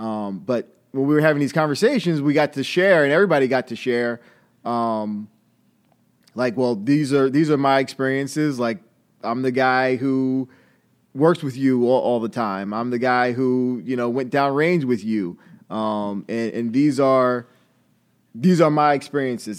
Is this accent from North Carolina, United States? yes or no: no; Long Island, New York, United States; moved away as an adult; also born or lived in Atlanta, Georgia; I'm from Long Island originally